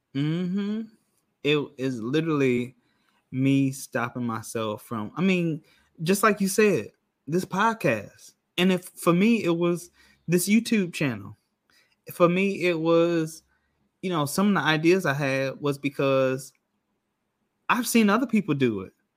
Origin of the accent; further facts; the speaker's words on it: Rockford, Illinois, United States; moved away as an adult; now in Orlando, United States; I'm from Rockford, Illinois, which is about forty-five minutes to an hour outside of Chicago.